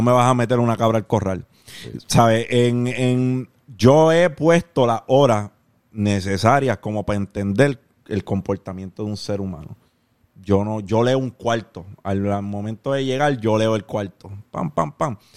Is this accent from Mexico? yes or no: no; Carolina, Puerto Rico; also born or lived in Canóvanas, Puerto Rico; yo me crié 12 años de mi vida en Parque Ecuestre, Carolina, y en el barrio San Isidro de Canóvana